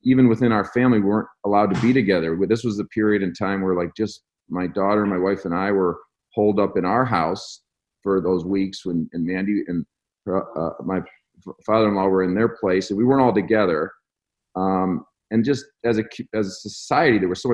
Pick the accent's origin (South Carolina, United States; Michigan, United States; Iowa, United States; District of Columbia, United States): Michigan, United States; we're from Michigan